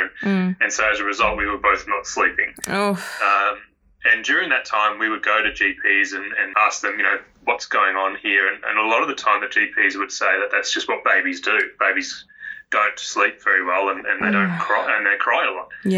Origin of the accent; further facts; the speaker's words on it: Melbourne, Victoria, Australia; also born or lived in Queensland; now in Karratha, Australia; I grew up in Melbourne